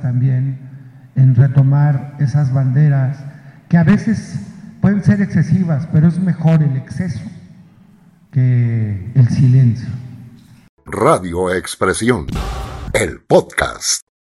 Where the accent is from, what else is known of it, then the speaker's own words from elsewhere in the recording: Huauchinango, Puebla, Mexico; en Huachinango, mi pueblo